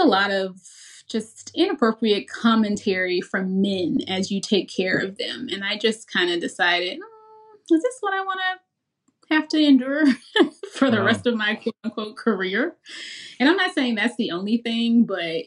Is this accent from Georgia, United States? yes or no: no; Memphis, Tennessee, United States; I'm from Memphis.